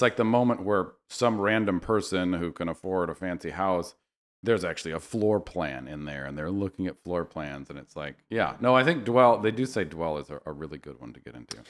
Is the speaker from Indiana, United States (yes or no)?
no; Berkeley, California, United States; moved away as an adult; also born or lived in New York City; now in Los Angeles, United States; I grew up in Berkeley